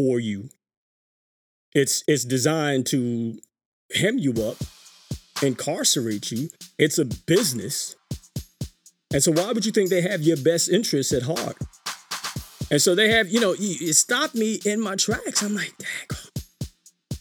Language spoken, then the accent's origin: English; New York City, New York, United States; growing up in New York City